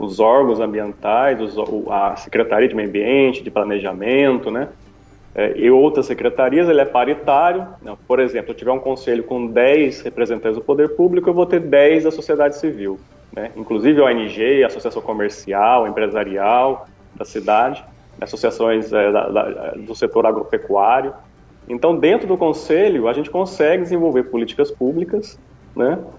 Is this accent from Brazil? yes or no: yes; Guaratinguetá, São Paulo, Brazil; a gente é aqui de Guaratinguetá, né?